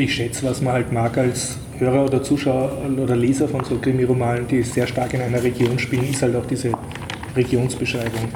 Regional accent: Austria; man fühlt sich als Österreicher

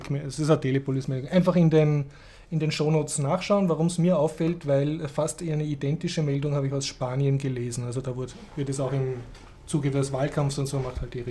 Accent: Austria; man sollte jetzt als Österreicher da nicht herumsitzen und sagen, ha, das betrifft uns nicht, das ist weit weg, weil das ist, glaube ich, sehr schnell bei uns.

